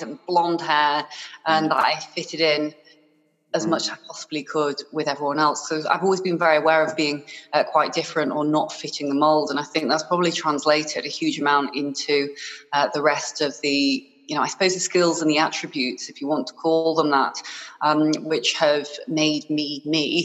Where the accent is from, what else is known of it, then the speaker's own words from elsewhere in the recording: Harrogate, Yorkshire and the Humber, United Kingdom; also born or lived in Hong Kong; from the age of six, I grew up in Yorkshire, in Harrogate, in a little town, which is very, very lovely indeed.